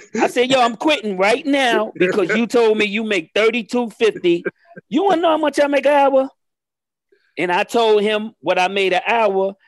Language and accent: English; New York City, New York, United States; moved away; I'm from the Bronx River Projects in the Bronx, New York.